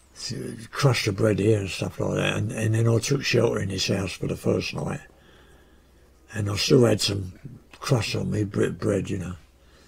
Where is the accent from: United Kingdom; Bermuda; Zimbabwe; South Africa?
United Kingdom; I just felt ashamed of being British.